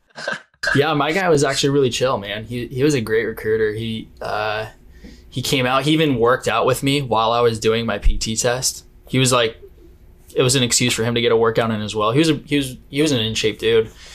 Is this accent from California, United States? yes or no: yes; Arroyo Grande, California, United States; also born or lived in San Luis Obispo, California; I'm from I'm from the Central Coast of California. Um, I went to high school uh, in San Luis Obispo, but I grew up in this small town just south of there called Arroyo Grande